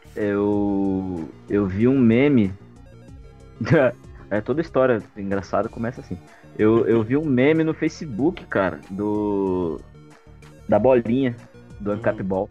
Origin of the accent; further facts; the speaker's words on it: interior of São Paulo, Brazil; Eu sou de uma região, né, sou do interior de São Paulo